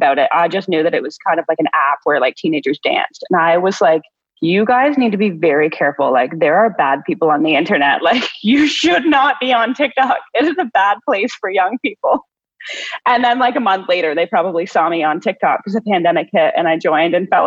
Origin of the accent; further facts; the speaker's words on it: Ontario, Canada; I'm from Ontario, Canada